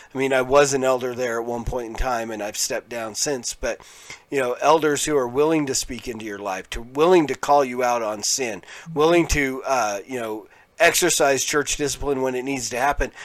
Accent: Pueblo, Colorado, United States; I grew up in Pueblo, Colorado

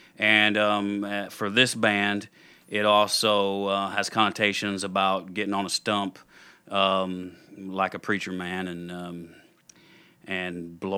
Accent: the South, United States; I grew up in the South, like we said. I grew up with a strong church background

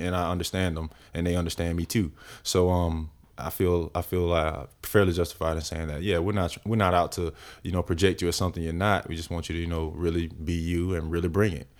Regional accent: Winter Haven, Florida, United States; moved away as an adult; now in Atlanta, United States; I'm originally from Florida.

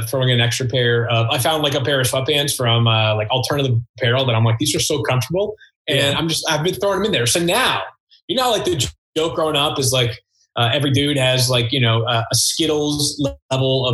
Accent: Massachusetts, United States; I am from the Massachusetts area.

